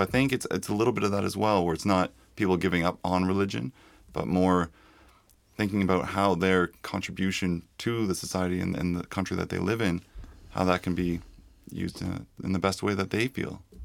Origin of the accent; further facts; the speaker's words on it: Toronto, Ontario, Canada; now in Iceland; I come from Toronto